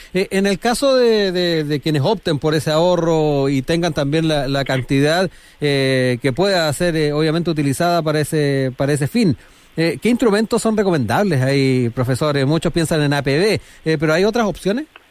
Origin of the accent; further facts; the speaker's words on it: Chile; somos los chilenos